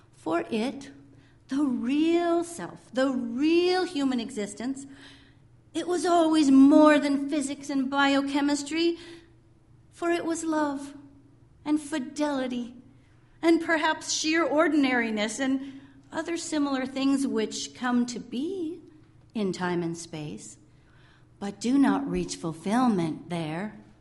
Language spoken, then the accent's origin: English; California, United States; moved away; In my California days, some of you know I'm from California